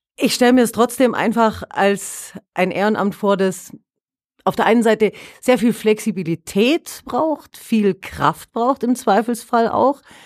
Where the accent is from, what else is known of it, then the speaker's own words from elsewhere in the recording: Allgäu, Germany; hier bei uns im Allgäu, also ich, ich kann jetzt bloß von mir ausgehen, wohne weit draußen, alleinstehender Hof